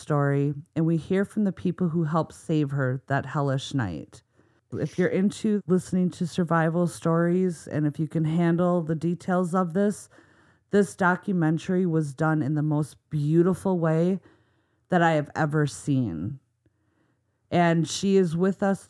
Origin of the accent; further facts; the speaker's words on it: Minnesota, United States; accent: Minnesota; my Minnesota accent